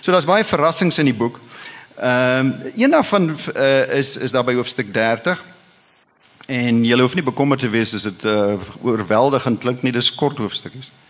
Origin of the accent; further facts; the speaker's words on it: Free State, South Africa; Nou daar waar ek vandaan kom in die Vrystaat en met die Heidelbergse Katekismes is ons geleer ons hooftaak is om God en die naaste te dien.